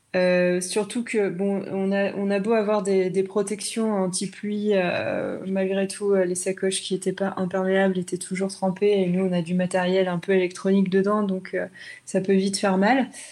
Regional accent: Brittany, France; ma Bretagne natale, de partir de, chez moi, de là où je suis née, de là où j'ai grandi

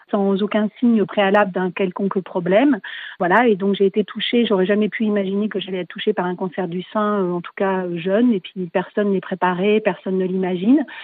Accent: Libourne, Nouvelle-Aquitaine, France; Sur la région libournaise, moi je suis de Libourne, j'ai identifié un peu un besoin parce qu'on est à 30 km de Bordeaux

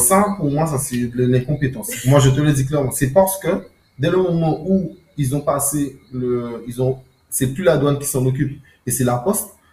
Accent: France; en tant que Français

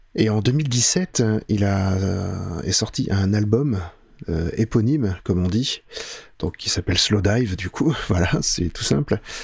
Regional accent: France; chez nous en France

